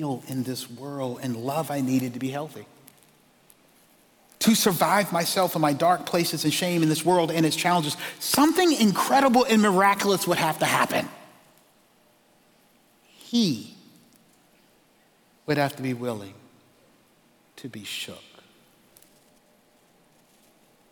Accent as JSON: {"language": "English", "town": "Charleston", "region": "South Carolina", "country": "United States", "tie": "born or raised there", "said": "I grew up in Charleston, South Carolina"}